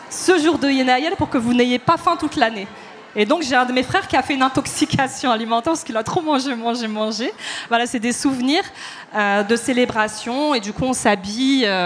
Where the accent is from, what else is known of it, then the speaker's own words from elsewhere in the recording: Paris, Île-de-France, France; born there; En plus, comme je suis née à Paris, les relations que j'ai eues avec euh, le Maroc, c'était l'été.